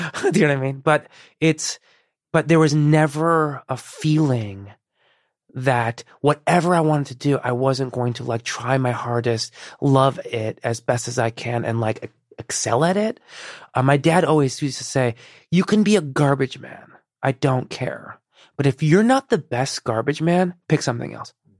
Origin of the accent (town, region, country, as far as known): Chicago, Illinois, United States; born or raised there; first language Persian; English is a second language; also born or lived in Iran